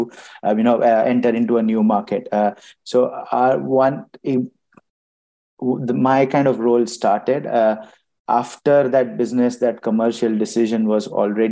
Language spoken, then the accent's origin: English; India; moved away as an adult; also born or lived in Ireland; now in United Kingdom; I moved to the EY office in my hometown, back in India